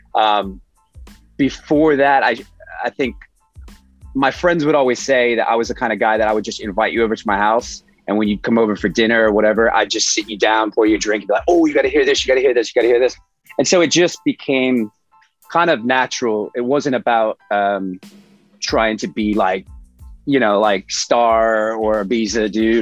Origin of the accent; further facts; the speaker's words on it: New York City, New York, United States; from Brooklyn, New York City